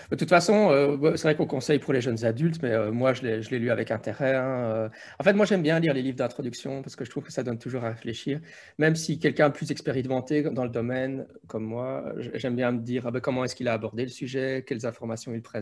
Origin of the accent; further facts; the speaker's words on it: Belgium; Oui, chez nous en Belgique, en France, c'est toujours ça dépend. Mais chez nous, on a les cours de religion, morale, citoyenneté